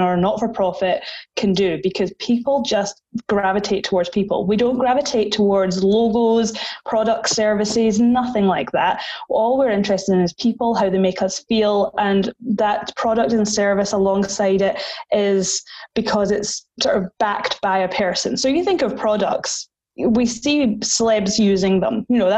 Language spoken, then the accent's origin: English; Highlands, Scotland, United Kingdom; moved away as an adult; also born or lived in Sydney, Australia; now in Perth, Australia; I am from the Highlands in Scotland, up near where the Harry Potter train takes off, where Loch Ness Monster is